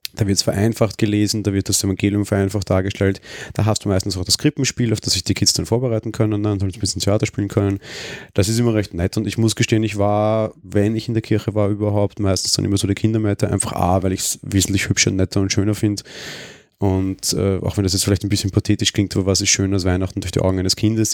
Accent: Austria; accent: Austrian; wie man an meiner Stimme oder Sprachlage quasi hört. Bin ich ja Österreicher

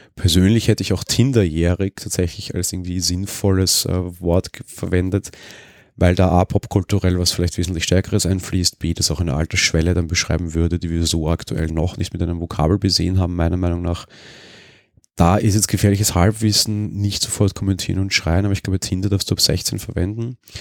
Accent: Vienna, Austria; als Wiener

